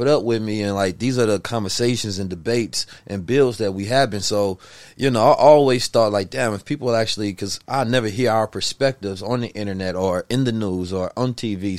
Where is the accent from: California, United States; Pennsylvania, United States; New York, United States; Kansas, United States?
California, United States; Oakland; also born or lived in St. Louis, Missouri; I was born in St. Louis, raised in Oakland, California.